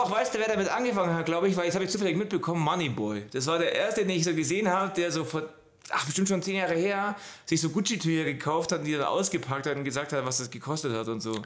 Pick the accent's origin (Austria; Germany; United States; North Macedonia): Germany; Allgäu, Bavaria; ich bin im Allgäu groß geworden